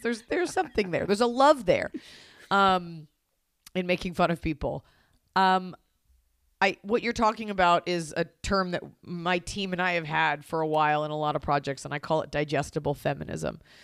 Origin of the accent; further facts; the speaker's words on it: Texas, United States; now in Los Angeles, United States; my parents are New Yorkers and I am from Texas